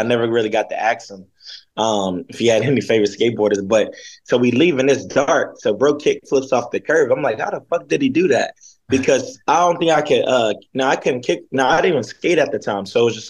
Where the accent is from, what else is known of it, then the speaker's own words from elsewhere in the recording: Inglewood, California, United States; also born or lived in Hawthorne, California; I'm from Inglewood, California, but I grew up skating in Hawthorne. And a little bit of Inglewood, but grew up skating in Hawthorne.